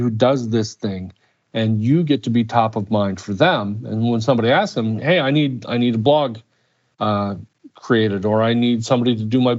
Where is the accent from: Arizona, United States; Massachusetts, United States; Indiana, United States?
Indiana, United States; I grew up in Indiana